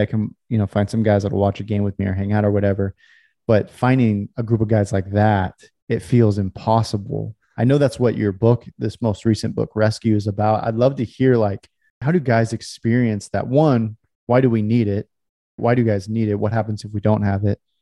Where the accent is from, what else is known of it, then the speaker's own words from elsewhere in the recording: California, United States; I grew up in California